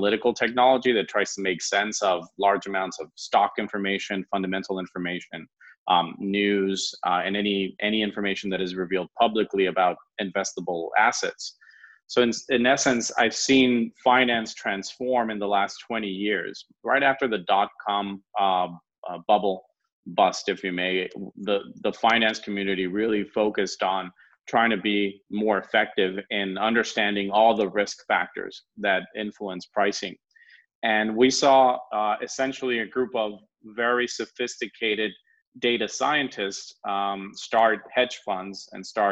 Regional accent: California, United States; moved away as an adult; also born or lived in France; now in Spain; I'm originally from California, but I have a Latin background, and I studied most of my life in the U.S. until I moved to France

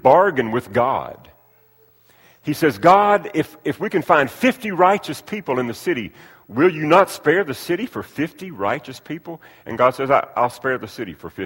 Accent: United States; I'm so blessed to have been born and raised and reared in the country that we live in. I've got a passport that shows that I'm an American citizen.

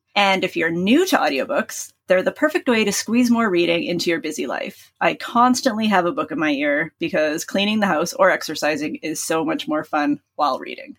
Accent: Canada; We're Canadian

